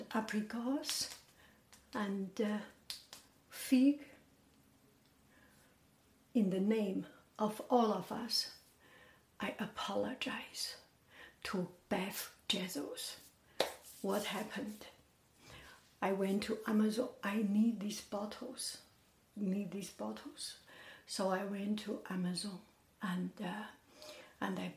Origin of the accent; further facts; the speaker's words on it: Beijing, China; moved away as an adult; now in United States; I am from Beijing